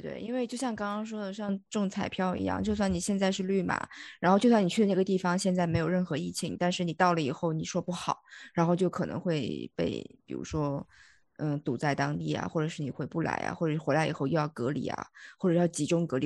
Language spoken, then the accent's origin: Chinese; Liyang, Jiangsu, China; 我家是在那个江苏嘛，然后江苏的溧阳